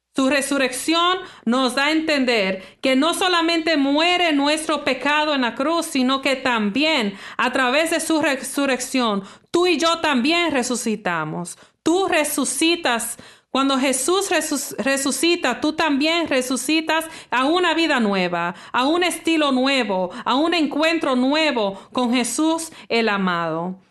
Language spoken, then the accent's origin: Spanish; Toronto, Ontario, Canada; nací aquí en Toronto, Canadá, soy, soy hija de padres dominicanos